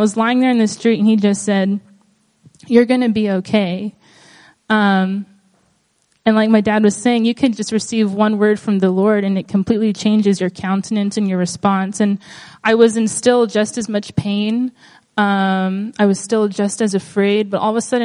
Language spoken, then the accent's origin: English; Guam; moved away as an adult; now in Portland, United States; I was born and raised here on Guam.